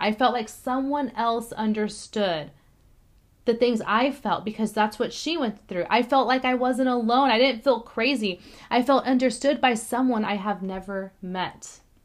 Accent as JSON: {"language": "English", "town": "Corpus Christi", "region": "Texas", "country": "United States", "tie": "born or raised there", "moved": "yes", "said": "I was born in Corpus Christi, Texas, right, um, in 1989"}